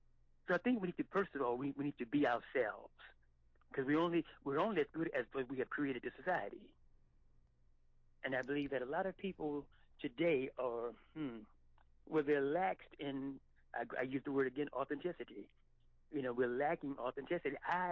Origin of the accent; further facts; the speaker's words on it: the South, United States; I mean, I grew up in the Jim Crow South, and I just I don't understand that at all.